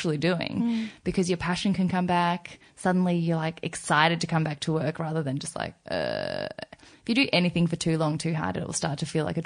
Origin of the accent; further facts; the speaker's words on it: Australia; also born or lived in South Korea; I've grown up as an Australian in my mind, like I'm such a country bumpkin Australian